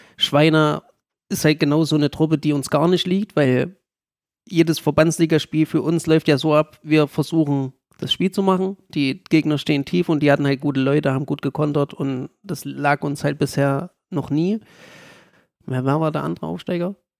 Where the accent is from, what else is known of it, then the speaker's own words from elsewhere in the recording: Gera, Thuringia, Germany; wieder nach Gera zu kommen, weil es halt auch meine Heimat ist